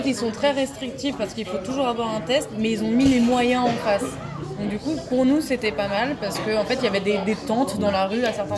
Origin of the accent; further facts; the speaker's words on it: France; on est français, mais on venait de Slovénie pour rentrer en Autriche